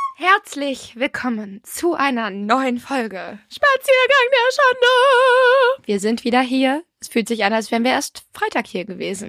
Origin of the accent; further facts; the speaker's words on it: Ireland; ich bin ja Irin